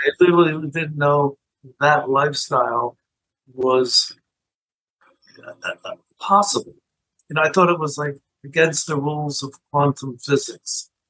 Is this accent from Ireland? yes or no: no; Philadelphia, Pennsylvania, United States; growing up in Philadelphia, I ended up also being a news junkie